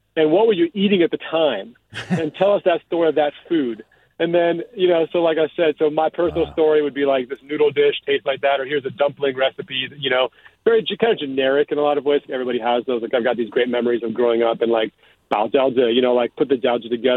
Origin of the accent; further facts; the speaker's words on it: Piedmont and San Francisco, California, United States; I grew up in Piedmont, and I grew up in San Francisco